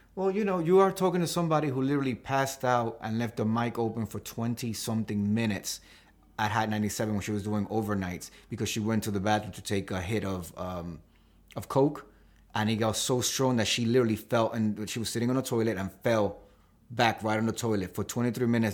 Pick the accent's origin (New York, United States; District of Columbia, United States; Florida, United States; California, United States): New York, United States; New York City; I was born in Washington Heights